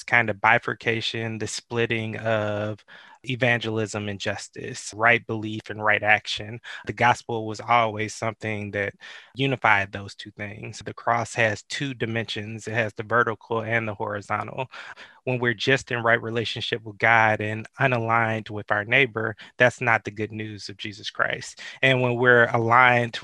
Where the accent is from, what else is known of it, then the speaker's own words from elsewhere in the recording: Atlanta, Georgia, United States; I'm from the Metro Atlanta area, grew up in the shadows of Dr. King